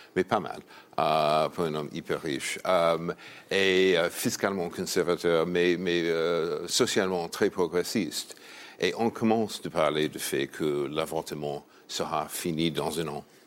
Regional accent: New York, United States; French is a second language; C'est New York, ma ville natale.

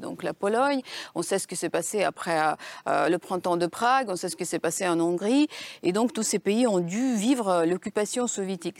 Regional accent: Ukraine; now in Paris, France; Comme Ukrainienne

